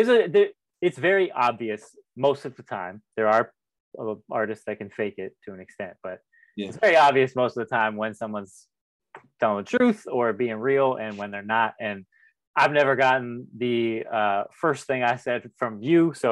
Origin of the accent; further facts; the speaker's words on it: Broward County, Florida, United States; now in Palm Beach, United States; I grew up in Broward